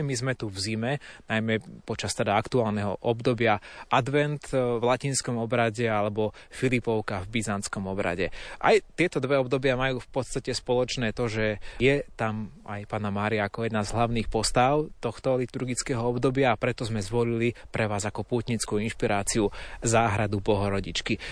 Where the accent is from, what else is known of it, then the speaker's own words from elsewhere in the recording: Slovakia; u nás doma na Slovensku